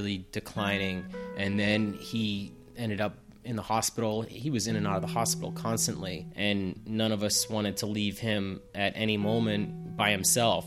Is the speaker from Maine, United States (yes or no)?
no; Plainville, Massachusetts, United States; born or raised there